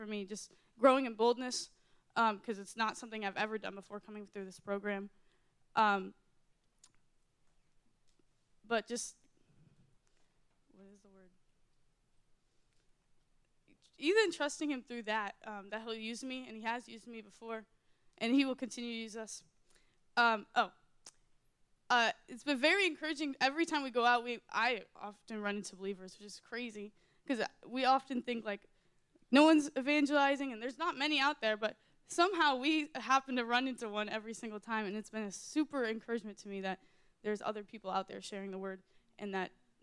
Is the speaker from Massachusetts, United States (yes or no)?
yes; Massachusetts, United States; I'm 19. I'm from Massachusetts